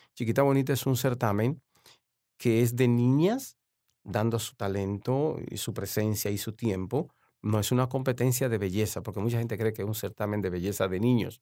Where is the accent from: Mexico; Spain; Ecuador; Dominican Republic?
Dominican Republic; San Pedro de Macorís; also born or lived in La Romana, Dominican Republic / Washington DC area, United States; now in Washington, United States; ya me crié en San Pedro de Macorís, ya ahí la ciudad de los peloteros.